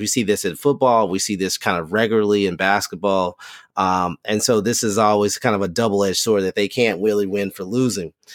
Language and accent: English; Lexington, Kentucky, United States; Lexington, Kentucky, my hometown.